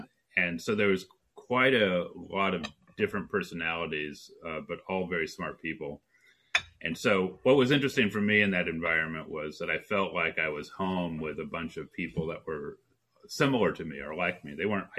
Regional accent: Colorado, United States; also born or lived in Oklahoma City / Durango / Casper / Calgary; So I was born in Oklahoma City, and we moved into Durango, Colorado, to Casper, Wyoming, to Calgary, Alberta, to Dallas, Texas.

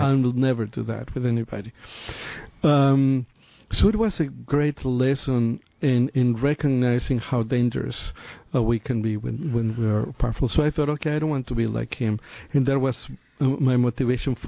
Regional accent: Mexico City, Mexico; moved away; also born or lived in San Francisco; I am from Mexico City. Right? I'm a city boy

